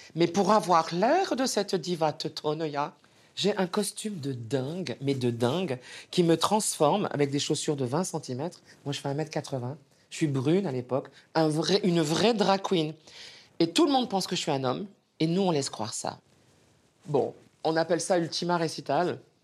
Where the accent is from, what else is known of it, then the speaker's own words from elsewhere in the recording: Montélimar, Auvergne-Rhône-Alpes, France; moved away as an adult; also born or lived in Paris; j'ai 11 ans, je suis de Montélimar